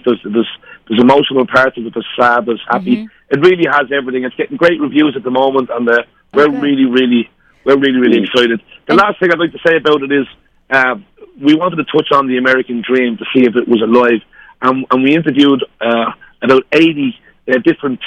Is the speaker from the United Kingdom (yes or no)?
no; Ireland; We're two Irish guys